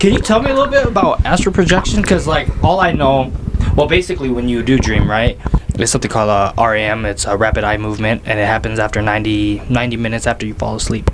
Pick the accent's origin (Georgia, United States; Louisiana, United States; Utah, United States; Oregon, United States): Utah, United States; South Jordan; I grew up in South Jordan